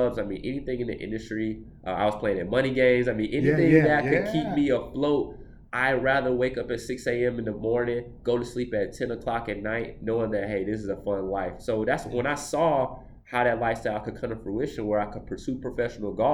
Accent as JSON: {"language": "English", "town": "Atlanta", "region": "Georgia", "country": "United States", "said": "I'm from Atlanta"}